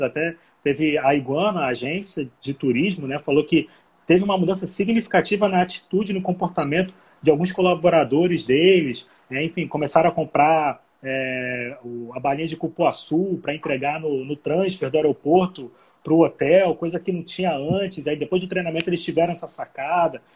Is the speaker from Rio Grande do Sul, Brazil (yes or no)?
no; Rio de Janeiro, Brazil; moved away as an adult; now in Manaus, Brazil; eu não sou daqui, né, eu sou do Rio, Estou há seis anos aqui